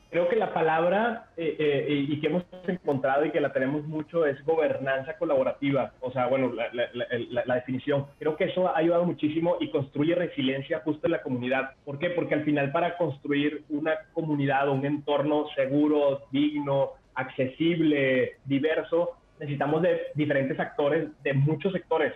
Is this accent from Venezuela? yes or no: yes; Venezuela; now in Mexico; nací en Venezuela, o sea, yo para los 9, 10 años ya, ya había vivido dos golpes de Estado